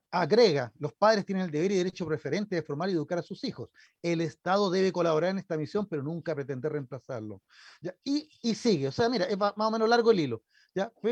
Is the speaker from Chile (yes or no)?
yes; Chile; somos mejores chilenos